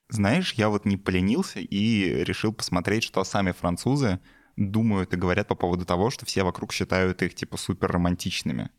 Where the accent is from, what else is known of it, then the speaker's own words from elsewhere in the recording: Belarus; я вот как белорус